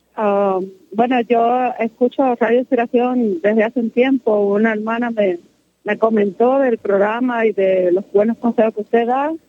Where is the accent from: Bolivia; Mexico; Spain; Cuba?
Cuba; moved away as an adult; now in Georgia, United States; yo salí de Cuba hace cinco años y mis hijos están allá